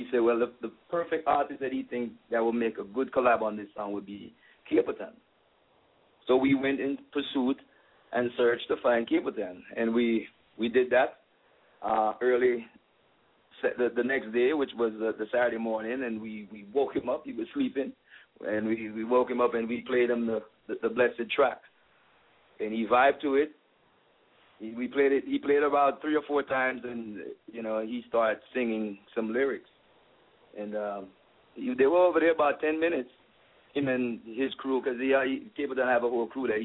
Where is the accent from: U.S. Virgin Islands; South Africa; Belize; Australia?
Belize; moved away as an adult; now in California, United States; I'm the first Belizean